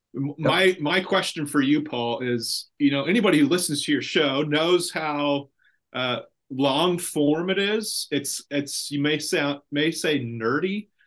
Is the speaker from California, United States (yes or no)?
yes; Central Valley, California, United States; I'm from the Central Valley, but not from Ripon